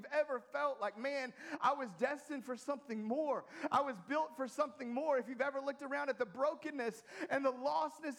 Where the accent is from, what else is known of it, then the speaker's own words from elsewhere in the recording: United States; being an American